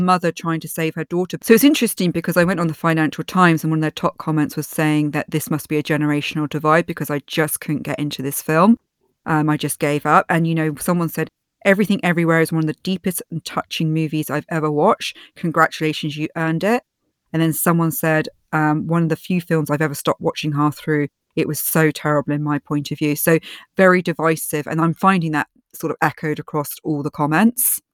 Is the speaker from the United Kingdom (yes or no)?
yes; United Kingdom; I'm British